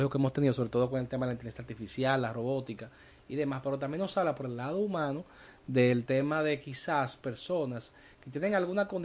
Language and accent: Spanish; Dominican Republic; Pero nosotros también en República Dominicana